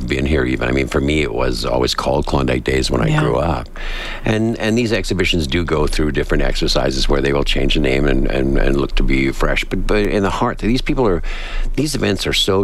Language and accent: English; Edmonton, Alberta, Canada; moved away as an adult; also born or lived in Vancouver; I grew up in Edmonton and moved out to Vancouver in the early 80s